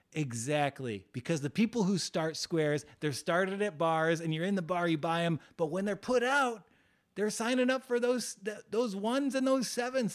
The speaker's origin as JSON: {"language": "English", "region": "West Virginia", "country": "United States", "tie": "born or raised there", "said": "West Virginia, my home state"}